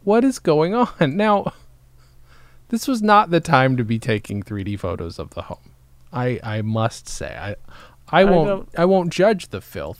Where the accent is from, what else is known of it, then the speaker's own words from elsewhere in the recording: Upstate New York, United States; moved away; Upstate New York.